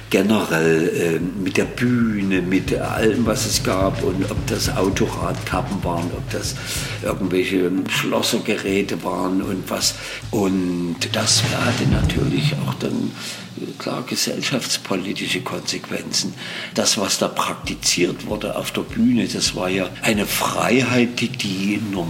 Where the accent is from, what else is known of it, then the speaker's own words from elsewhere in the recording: East Germany, Germany; Ja, und äh, da das bei uns im Osten nicht ging, wir hatten nur eine Schallplattenfirma, nämlich Amiga, haben wir uns ganz schnell FMP angeschlossen.